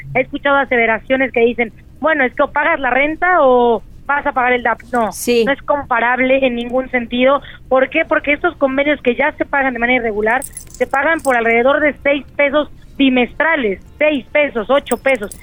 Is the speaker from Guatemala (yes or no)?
no; Puebla, Mexico